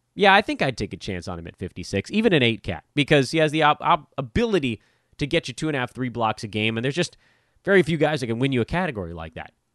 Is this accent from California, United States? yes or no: yes; Los Angeles, California, United States; I grew up in Westchester.